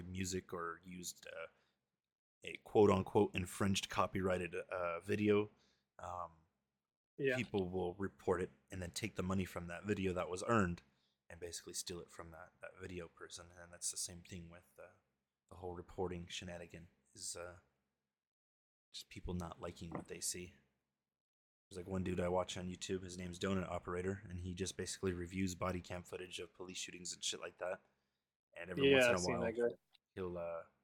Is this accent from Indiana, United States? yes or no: no; California, United States; moved away as an adult; also born or lived in Arizona; Moved back to my hometown of California